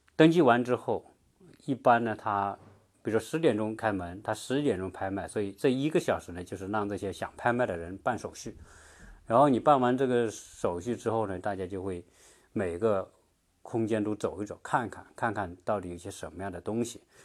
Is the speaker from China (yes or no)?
yes; China; 我们中国人